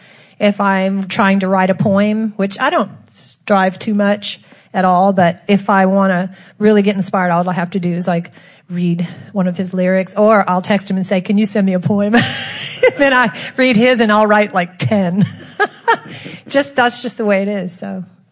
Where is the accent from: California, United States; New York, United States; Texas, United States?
Texas, United States; From Texas.